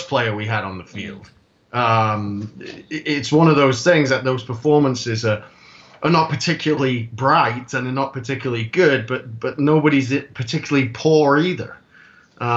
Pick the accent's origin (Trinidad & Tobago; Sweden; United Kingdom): United Kingdom; Anglesey, North Wales; now in South Carolina, United States; I'm originally from Anglesey, North Wales